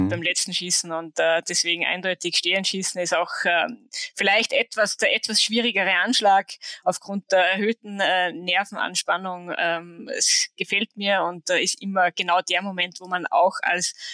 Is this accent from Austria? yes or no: yes; Hochfilzen, Tyrol, Austria; Hochfilzen wäre naheliegend, weil es einfach mein Heimatort ist